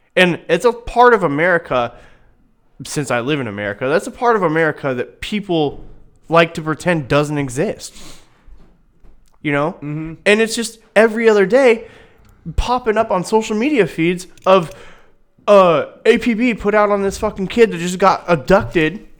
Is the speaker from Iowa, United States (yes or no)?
yes; Newton, Iowa, United States; I'm from Newton, thirty miles east of you